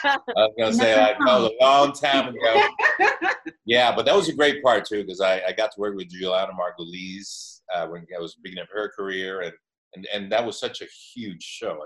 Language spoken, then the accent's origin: English; Miami, Florida, United States; moved away as an adult; also born or lived in New York City / Europe / Los Angeles; I was raised in Miami, so I spent a lot of time in Miami. When I was 19, I went back to New York